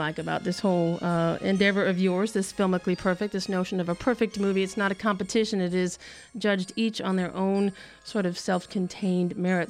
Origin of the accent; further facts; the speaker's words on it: Midwest, United States; We all grew up in the Midwest